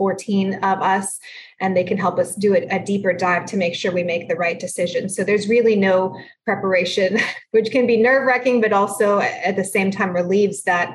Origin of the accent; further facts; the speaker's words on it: San Antonio, Texas, United States; first language Spanish; English is a second language; I'm from San Antonio. That's where I preside as a judge